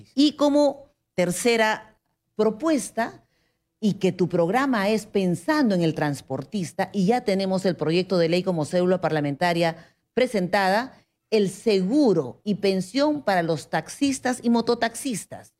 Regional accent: Huancayo, Junín, Peru; now in Lima, Peru; Bailamos guailas porque venimos desde Huancayo

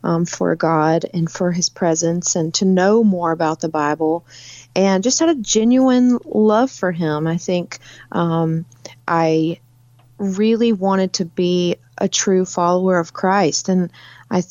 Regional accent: South Carolina, United States; moved away; also born or lived in California; I actually grew up in South Carolina. I lived in California for 10 years, but my hometown is in South Carolina

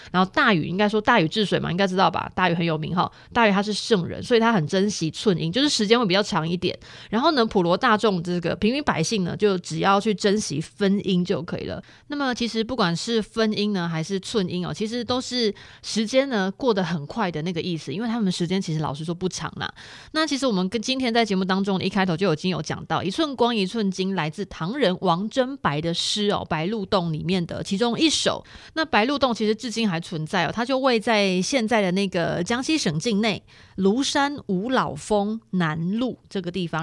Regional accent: Chiayi, Taiwan; 我是嘉义人

